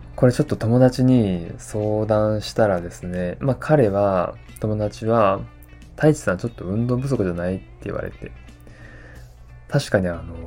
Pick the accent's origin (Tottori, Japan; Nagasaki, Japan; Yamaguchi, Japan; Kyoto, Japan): Tottori, Japan; 地元鳥取に大山という山があるんですよね